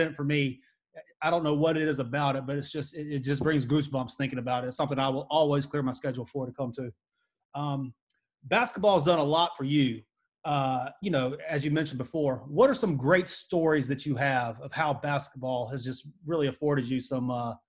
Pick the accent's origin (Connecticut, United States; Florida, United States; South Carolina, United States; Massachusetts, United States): South Carolina, United States; now in North Carolina, United States; I live in North Carolina now, but I'm from South Carolina